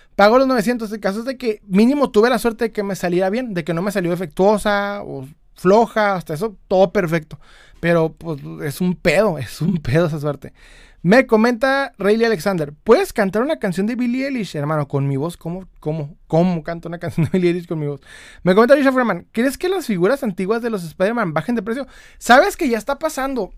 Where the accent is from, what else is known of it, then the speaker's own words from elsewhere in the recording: Ciudad Juárez, Chihuahua, Mexico; Soy de Ciudad Juárez, Chihuahua